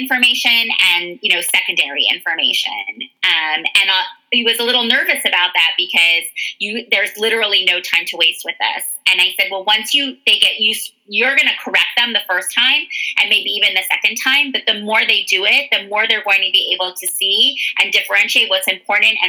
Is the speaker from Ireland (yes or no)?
no; Canada; moved away as an adult; now in United States; I am the closest immigrant to my children because I was born in Canada, obviously, and came to the States when I was in my 20s.